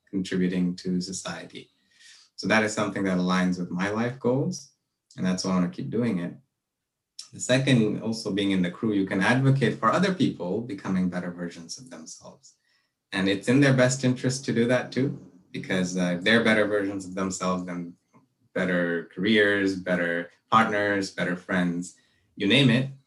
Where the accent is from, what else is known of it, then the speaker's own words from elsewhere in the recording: Malaysia; moved away as an adult; also born or lived in Brunei; now in Vancouver, Canada; I grew up in Malaysia and Brunei, and I came here to Vancouver